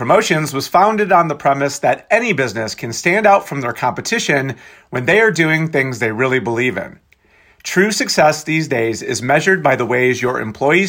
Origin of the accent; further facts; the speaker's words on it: Michigan, United States; My home state of Michigan